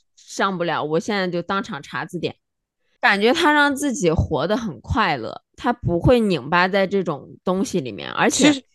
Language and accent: Chinese; China; moved away; 我们作为中国人